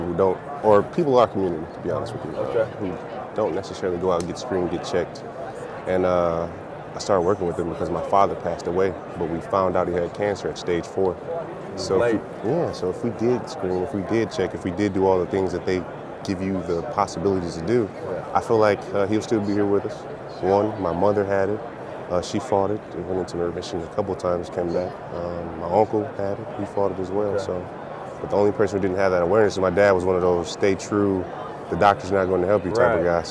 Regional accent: Detroit, Michigan, United States; Born and raised in Detroit

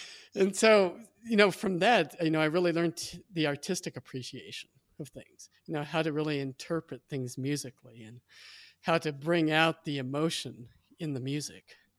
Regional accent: Midwest, United States; I was born and raised in the Midwest

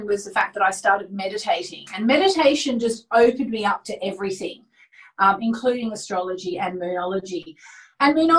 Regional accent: Hobart, Tasmania, Australia; moved away as an adult; also born or lived in Melbourne, Australia / Sydney, Australia / London, United Kingdom; I grew up in Hobart, Tasmania, in Australia

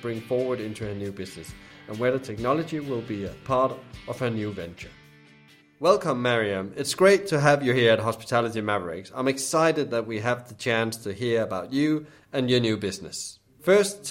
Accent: Denmark; moved away; I'm originally from Denmark

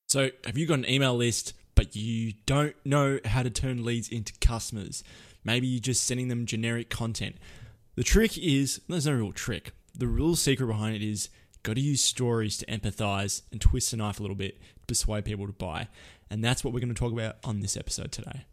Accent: Australia; I'm an Aussie

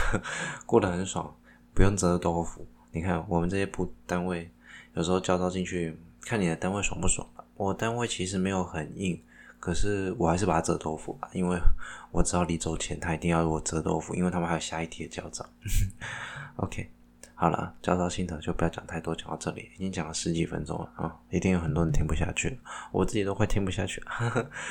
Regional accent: Taiwan; 身为一个台湾人

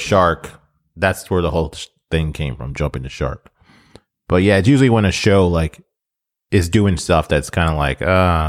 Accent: United States; I was born in America.

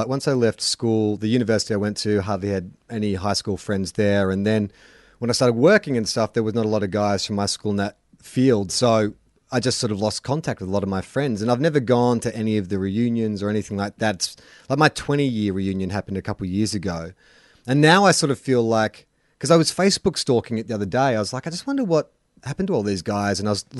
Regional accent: Melbourne, Victoria, Australia; now in Sydney, Australia; I reckon I found that when I first moved to Sydney. I came from Melbourne as well. I didn't even come from the country

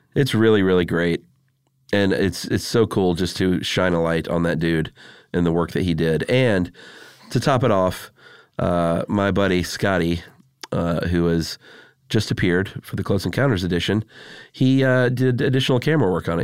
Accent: United States; I'm American

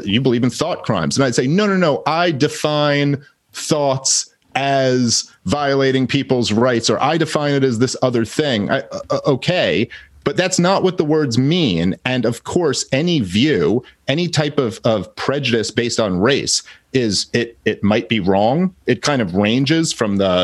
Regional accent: New York City, New York, United States; I grew up in Brooklyn

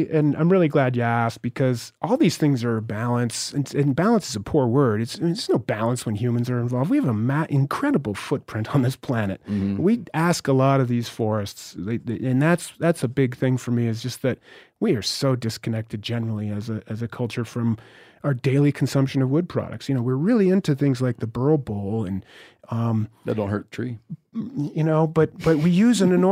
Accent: Northeast, United States; remember I'm from the Northeast.

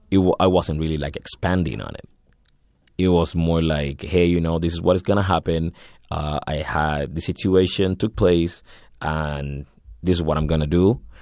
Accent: Havana, Cuba; moved away as an adult; now in Canada; I was born in Havana, January seventh, uh, nineteen eighty-four

